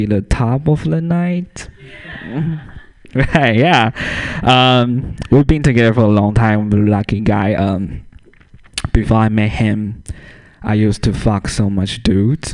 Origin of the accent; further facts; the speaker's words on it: Taiwan; first language Mandarin Chinese; English is a second language; moved away as an adult; also born or lived in San Francisco; now in Portland, United States; I grew up in Taiwan